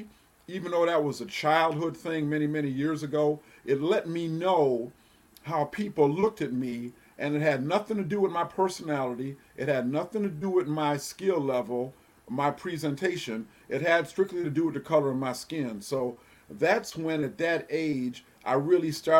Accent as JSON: {"language": "English", "town": "Ann Arbor", "region": "Michigan", "country": "United States", "tie": "born or raised there", "said": "growing up in Ann Arbor"}